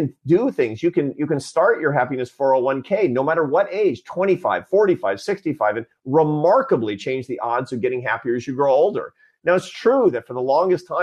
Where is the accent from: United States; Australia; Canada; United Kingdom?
United States; Seattle, Washington; born or raised there